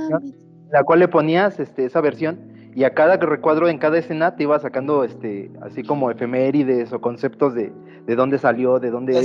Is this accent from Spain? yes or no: no; Mexico; Como buen mexicano